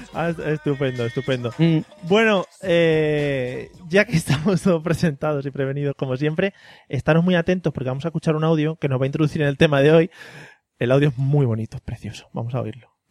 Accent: Madrid, Community of Madrid, Spain; now in Valencia, Spain; yo que soy de Madrid, que vivo aquí en Valencia

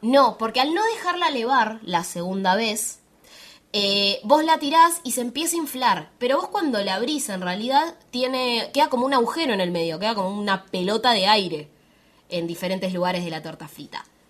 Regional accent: Bariloche, Río Negro, Argentina; yo soy de Bariloche, soy de Patagonia, Argentina

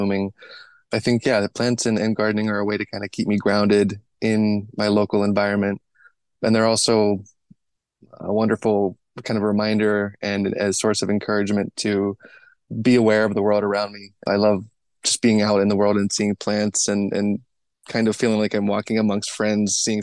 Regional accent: Western Pennsylvania, United States; moved away as an adult; also born or lived in Pittsburgh / Cameroon / San Francisco; I grew up in Western Pennsylvania, originally in Pittsburgh, but then my family moved to a much more rural and then suburban part of the state

